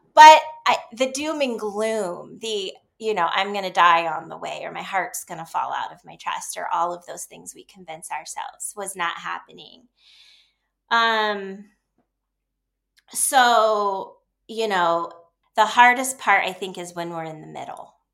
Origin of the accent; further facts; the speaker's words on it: Ohio, United States; moved away as an adult; also born or lived in Dallas / New York / Seattle; I grew up in Ohio